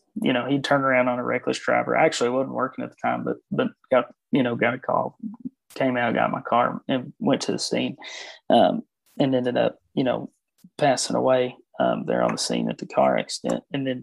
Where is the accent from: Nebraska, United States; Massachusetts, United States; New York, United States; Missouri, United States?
Missouri, United States; born there; I was actually born in Missouri, so I could talk about Missouri.